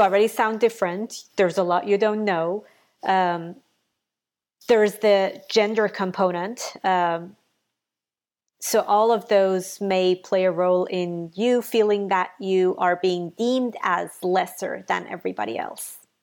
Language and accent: English; Iran; English is a second language; moved away as an adult; now in United States; I'm from Iran.